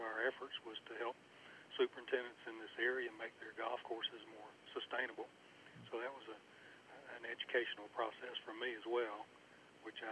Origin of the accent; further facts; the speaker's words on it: High Point, North Carolina, United States; I grew up in High Point, North Carolina, which is not very far from Pinehurst